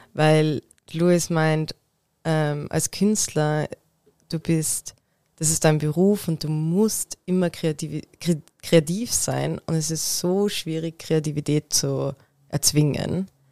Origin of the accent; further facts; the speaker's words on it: Tyrol, Austria; moved away; Ich bin ursprünglich aus Tirol